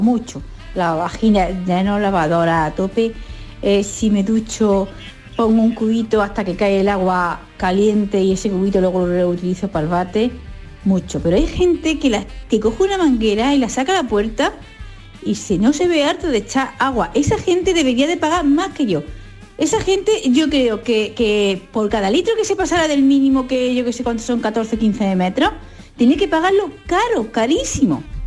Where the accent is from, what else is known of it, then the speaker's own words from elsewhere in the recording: Jaén, Andalusia, Spain; yo soy de aquí de Jaén